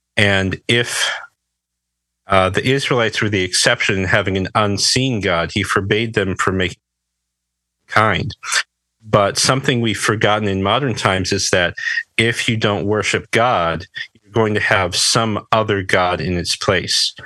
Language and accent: English; Berrien Springs, Michigan, United States; I'm from Southwest Michigan. There's a little town called Berrien Springs. Um, I've lived here most of my life